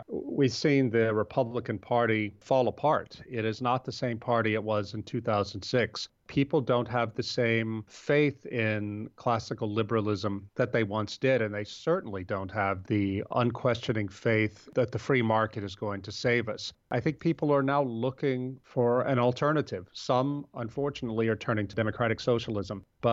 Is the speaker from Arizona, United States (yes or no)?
no; Louisiana, United States; now in Baton Rouge, United States; I'm talking to you now from Baton Rouge, Louisiana, which is the capital of my home state in the Deep South. It's a city of 350,000. We moved here from my hometown, which is a very small town on the Mississippi River north of Baton Rouge